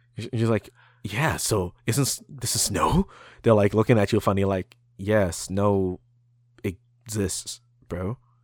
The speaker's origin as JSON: {"language": "English", "country": "Canada", "said": "we're Canadian"}